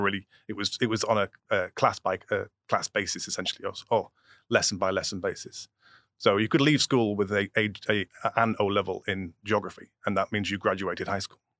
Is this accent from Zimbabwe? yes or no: no; England, United Kingdom; now in United States; I'm still English